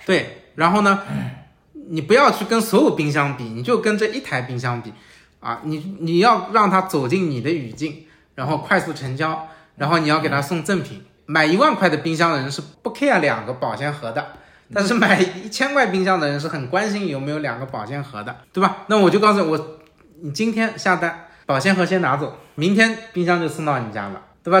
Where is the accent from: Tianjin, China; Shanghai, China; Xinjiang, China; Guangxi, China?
Shanghai, China; 我老家就是上海